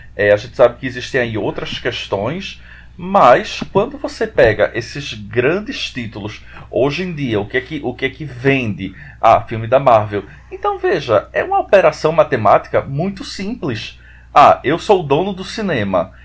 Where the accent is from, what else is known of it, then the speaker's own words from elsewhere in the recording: Recife, Pernambuco, Brazil; eu sou aqui de Recife